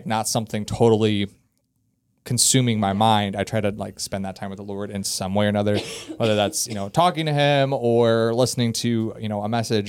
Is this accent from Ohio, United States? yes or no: yes; Ohio, United States; So I'm from Ohio.